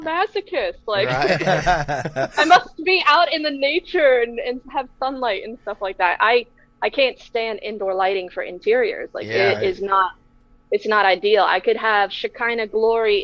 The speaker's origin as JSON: {"language": "English", "region": "Florida", "country": "United States", "tie": "born or raised there", "said": "growing up in Florida"}